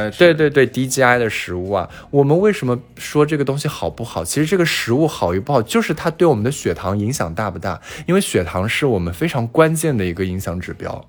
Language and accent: Chinese; China; 那我们中国人基本上是非常缺维 D 的